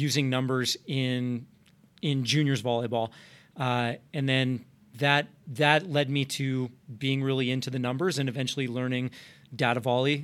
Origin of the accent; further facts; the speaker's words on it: Arizona, United States; moved away; I grew up in Arizona, went to the University of Arizona